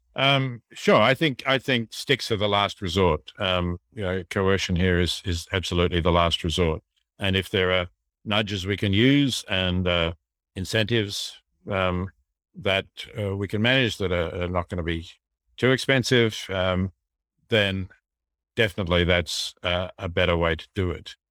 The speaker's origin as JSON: {"language": "English", "country": "Australia", "said": "we have a large country, um, we have a lot of space"}